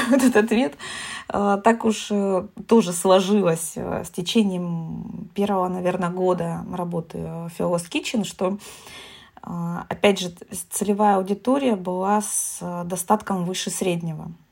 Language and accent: Russian; Taganrog, Rostov Oblast, Russia; души таганрогского человека